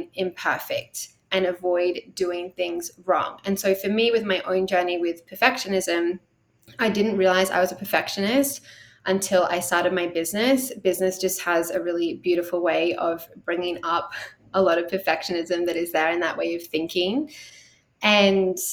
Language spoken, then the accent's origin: English; Australia; accent: Australian; in case you can't tell from the accent, I am Australian.